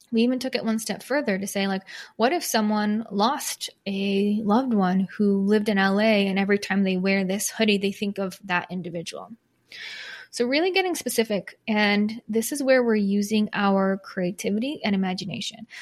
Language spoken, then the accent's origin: English; Michigan, United States; moved away; also born or lived in Chicago; I'm not from Chicago, from Michigan, but lived in Chicago for ten years